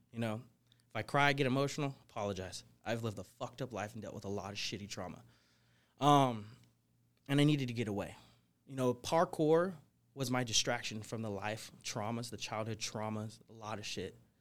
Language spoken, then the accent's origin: English; Portland, Oregon, United States; moved away as an adult; also born or lived in California / Florida; now in Las Vegas, United States; I grew up in Portland, Oregon